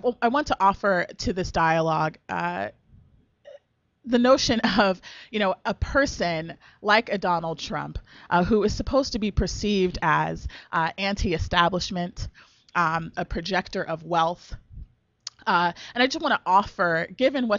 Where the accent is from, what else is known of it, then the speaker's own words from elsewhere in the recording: South Orange County, California, United States; I was born and raised in South Orange County, California